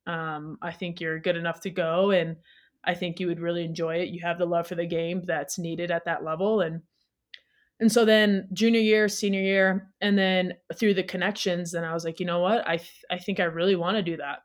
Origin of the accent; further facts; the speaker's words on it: Toledo, Ohio, United States; moved away as an adult; also born or lived in Cleveland / Gothenburg, Sweden; now in Salt Lake City, United States; I'm originally from Toledo, Ohio. Um, So I, growing up, I started playing when I was four for a local club there.